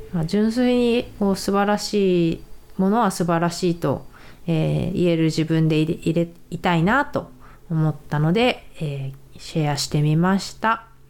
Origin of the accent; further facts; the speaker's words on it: Japan; also born or lived in San Diego, United States; now in United States; 同じ日本から来たものとして、やっぱり日本人の選手はすごく応援する